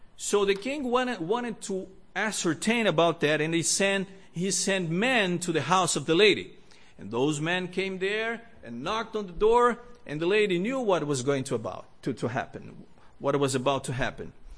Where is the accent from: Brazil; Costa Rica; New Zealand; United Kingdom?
Brazil; moved away; also born or lived in Rio de Janeiro; I grew up in Brazil